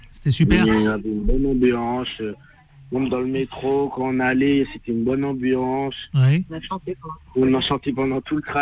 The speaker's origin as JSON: {"language": "French", "town": "Les Ulis", "region": "Île-de-France", "country": "France", "said": "je suis au collège en troisième et je viens des Ulysses."}